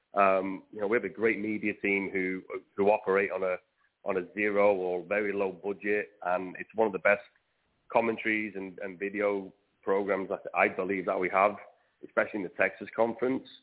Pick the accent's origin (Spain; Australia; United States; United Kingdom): United Kingdom; Wales; I'm definitely Welsh